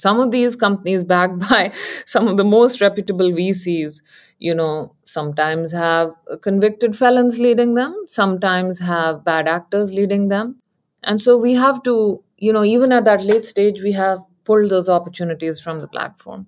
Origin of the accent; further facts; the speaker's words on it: India; moved away as an adult; now in San Francisco Bay Area, United States; I grew up in India and I came here for graduate studies